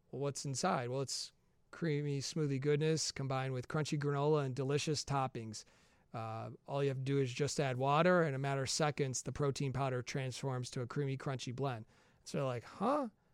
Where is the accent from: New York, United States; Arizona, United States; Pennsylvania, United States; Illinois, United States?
Illinois, United States; Chicago; I'm from the Chicagoland area